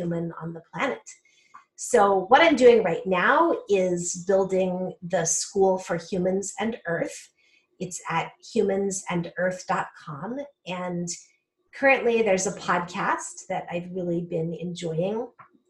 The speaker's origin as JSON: {"language": "English", "region": "Colorado", "country": "United States", "tie": "born or raised there", "also_born_or_lived": "California Bay Area / Michigan / upstate New York", "moved": "yes", "lives_now": "Pennsylvania, United States", "said": "I'm originally from Colorado in the Southwest. I grew up in the high Rocky Mountains in a rural area"}